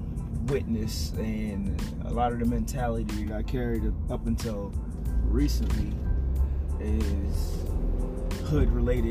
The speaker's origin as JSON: {"language": "English", "region": "New Jersey", "country": "United States", "tie": "born or raised there", "said": "So I was born in Jersey, and my journey started in the PJs."}